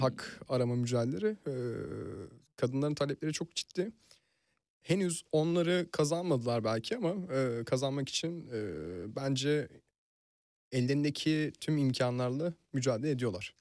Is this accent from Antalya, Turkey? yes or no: yes; Fethiye, Antalya, Turkey; now in Istanbul, Turkey; Yani Fethiye'liyim ve e, görece Türkiye'nin rahat şehirlerinde büyüdüm. Hmm. Yani e, Antalya'da geçti çocukluğum